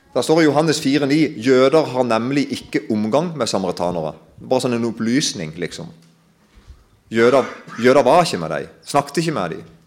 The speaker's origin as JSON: {"language": "Norwegian", "town": "Kristiansand", "region": "Agder", "country": "Norway", "said": "Jeg kommer jo fra Kristiansand-området"}